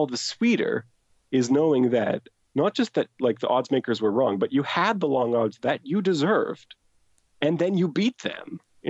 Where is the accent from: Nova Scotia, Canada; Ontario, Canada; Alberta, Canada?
Nova Scotia, Canada; Halifax; I'm from Halifax